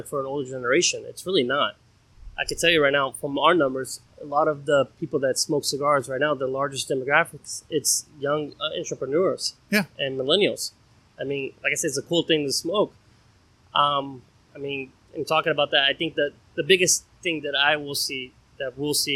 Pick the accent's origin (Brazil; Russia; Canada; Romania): Brazil; now in Orlando, United States; I was born and raised in Brazil